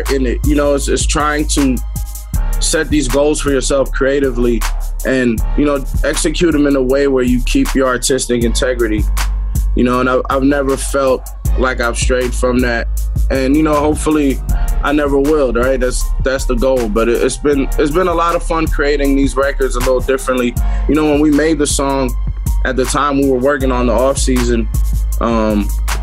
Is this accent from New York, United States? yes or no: yes; New York City, New York, United States; I'm from Queens.